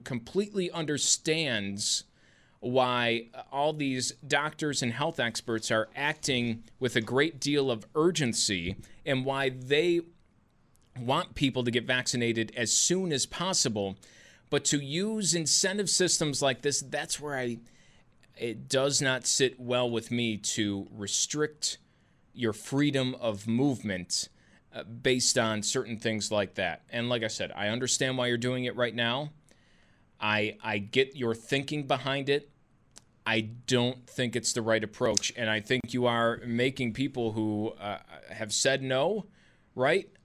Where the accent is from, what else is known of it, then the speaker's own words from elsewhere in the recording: United States; as an American